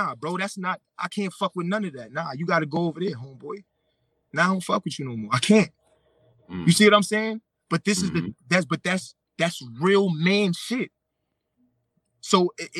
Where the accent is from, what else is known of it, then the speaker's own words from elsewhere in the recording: New York City, New York, United States; I'm from Brooklyn